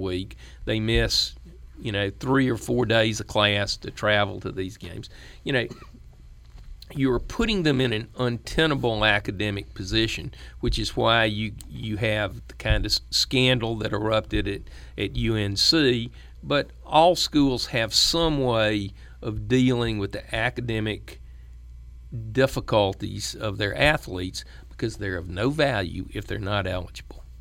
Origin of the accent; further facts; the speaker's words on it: the South, United States; as a Southerner